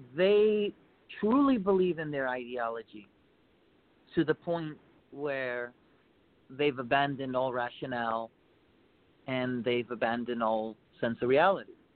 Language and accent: English; United States; being an American.